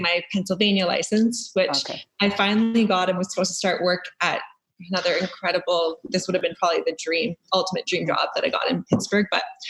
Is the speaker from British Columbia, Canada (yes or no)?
no; near Thunder Bay, Northern Ontario, Canada; moved away as an adult; also born or lived in Fort Lauderdale, Florida / Muskoka, Ontario; We grew up around Thunder Bay, small town, 2 hours outside of Thunder Bay. And then my parents actually moved to their cottage 2 years ago. So they've been living up here.